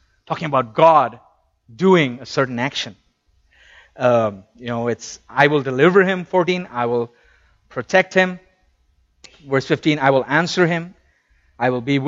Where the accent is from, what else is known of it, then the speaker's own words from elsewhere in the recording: India; moved away; I come from India